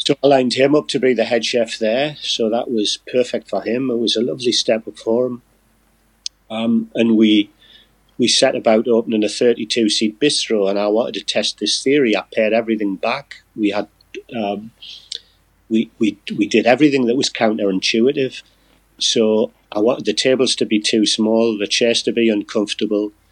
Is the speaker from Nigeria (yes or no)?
no; Newcastle upon Tyne, North East England, United Kingdom; I'm a Geordie.